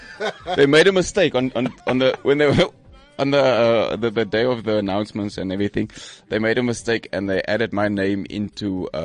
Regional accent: Cape Town, Western Cape, South Africa; I was born in Grassy Park.

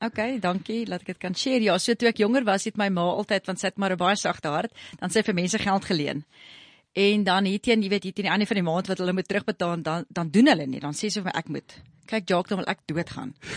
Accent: Pretoria, Gauteng, South Africa; ek kom van Pretoria Wes af. Ek noem myself 'n Danwil Diva

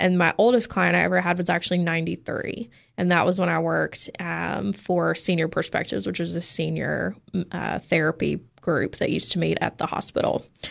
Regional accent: Oliver Springs, Tennessee, United States; moved away as an adult; also born or lived in Indiana / Portland, Oregon; now in Cookeville, United States; grew up in the Knoxville area. So right outside of Oak Ridge in a really tiny town called Oliver Springs

